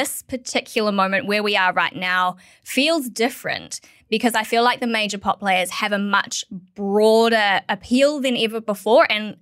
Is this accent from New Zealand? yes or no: yes; New Zealand; now in Australia; as a New Zealander